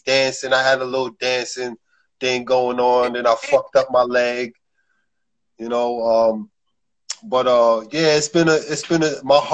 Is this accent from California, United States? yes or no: no; New York City, New York, United States; I'm from Brooklyn, New York, the borough